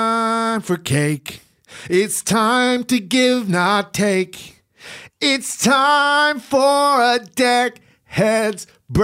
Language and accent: English; England, United Kingdom; I'm sorry, I didn't know what they mean. I'm from England.